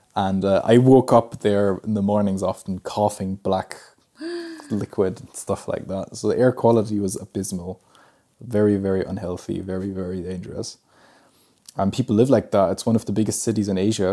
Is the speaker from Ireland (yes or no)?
no; Germany; They were studying in, in my hometown, and uh, that's where I was born.